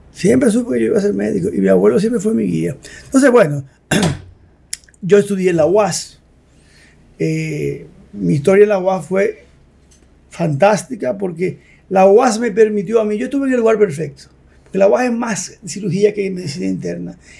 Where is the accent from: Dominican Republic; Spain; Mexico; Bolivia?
Dominican Republic; La Vega; yo nací en La Vega y yo nací entre una clínica que era de mi abuelo y las dos casas de mi abuelo y la de nosotros